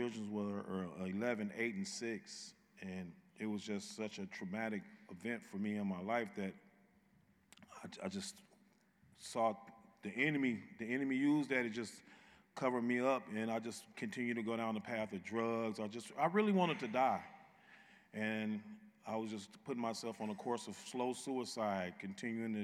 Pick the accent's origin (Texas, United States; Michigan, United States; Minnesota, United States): Michigan, United States; Muskegon; I'm from Muskegon, Michigan.